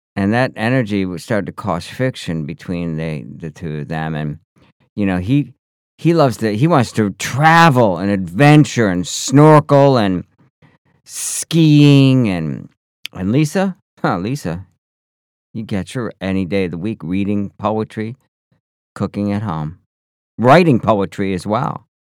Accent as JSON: {"language": "English", "country": "United States", "said": "I come from the North Country. I come from the snow belt"}